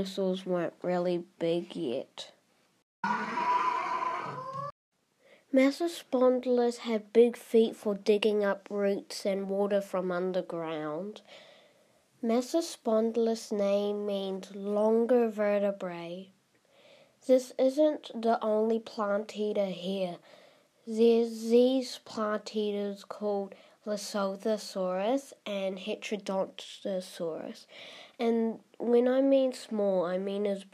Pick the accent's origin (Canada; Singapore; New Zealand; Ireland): New Zealand; I'm from New Zealand